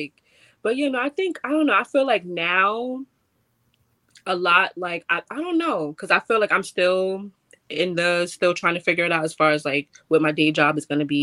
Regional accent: New York City, New York, United States; I'm a girl from the Bronx, I grew up this way

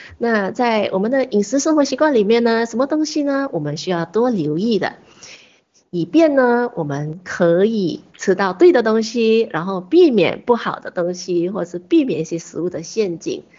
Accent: China; 八角是一个非常普遍的一个香料，我们中国人、我们华人很喜欢用来烹调我们的佳肴的时候都放了八角

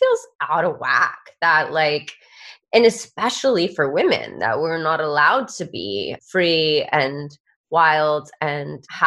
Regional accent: Georgia, United States; I grew up in the United States in the state of Georgia, and Georgia is in the South.

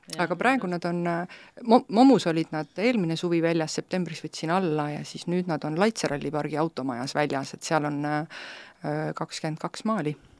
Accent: Estonia; ma olen uhke eestlane

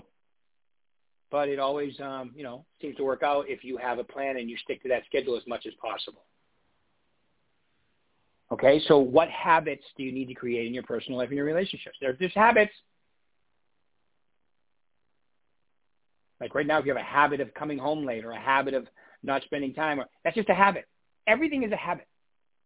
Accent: Northeast, United States; I'm from the Northeast

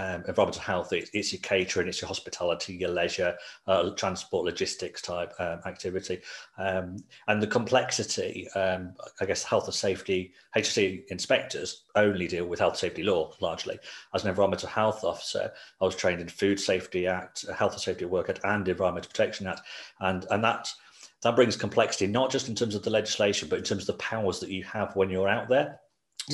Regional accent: Coventry, West Midlands, United Kingdom; also born or lived in Nottingham; I grew up in Coventry, so that's my home city, that's where I still live now.

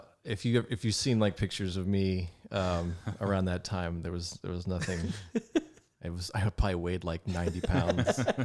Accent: Rayland, Ohio, United States; Well, I grew up on County Road 15, which is our post office was in Rayland, Ohio. So our we were technically in Raylan, but we were kind of out in the country. But yeah, so I grew up close to Steubenville, Ohio.

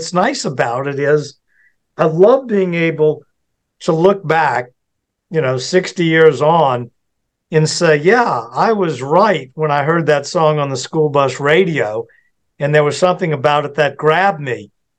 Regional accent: United Kingdom; I know for me, being British, that was cool to me.

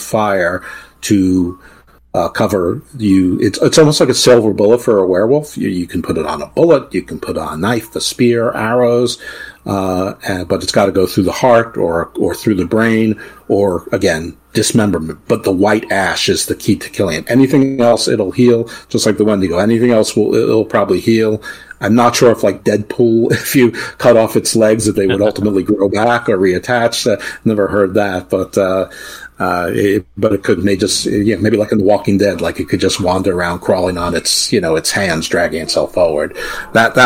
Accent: New York, United States; moved away; also born or lived in Baltimore; I grew up in New York, not too far out of the city

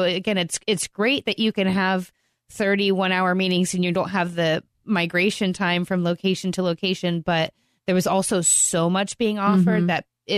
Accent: Florida, United States; now in Farmers Branch, United States; I'm from Florida.

